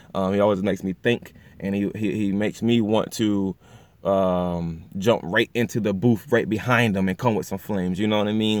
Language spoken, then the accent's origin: English; Pocomoke City, Maryland, United States; my hometown, actually small city, Pocomo City, Maryland, you know, but, um, you know, we're, we're from the Eastern Shore.